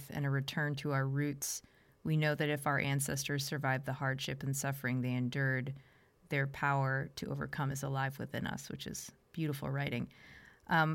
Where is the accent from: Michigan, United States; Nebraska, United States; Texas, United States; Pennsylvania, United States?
Pennsylvania, United States; Pittsburgh; I'm from Pittsburgh